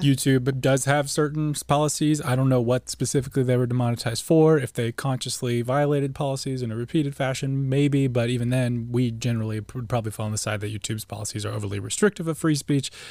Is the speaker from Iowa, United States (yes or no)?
no; Tulsa, Oklahoma, United States; I grew up in Oklahoma